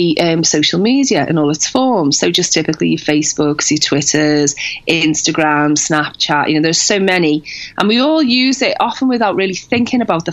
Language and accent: English; Liverpool, North West England, United Kingdom; when I grew up in Liverpool